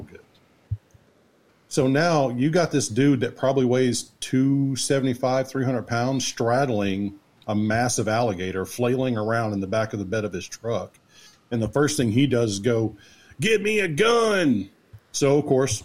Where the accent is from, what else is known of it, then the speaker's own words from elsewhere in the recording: Texas, United States; we're in BFE Swamp, Louisiana, and we're from Texas